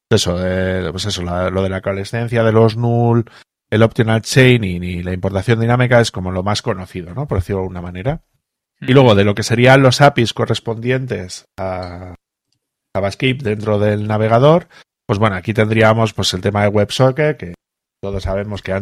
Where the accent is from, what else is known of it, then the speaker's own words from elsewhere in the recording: Spain; nosotros aquí en España